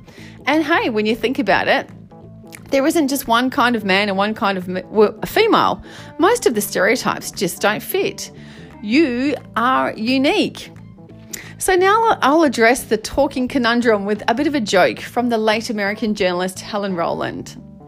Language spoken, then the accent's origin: English; Australia; where I'm bravely journeying the world of being an Aussie male. And not just an Aussie male, but one in a relationship with a woman.